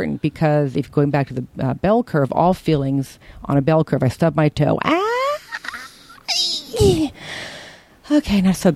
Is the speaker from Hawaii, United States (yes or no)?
no; Berkeley, California, United States; the shit I grew up with in Berkeley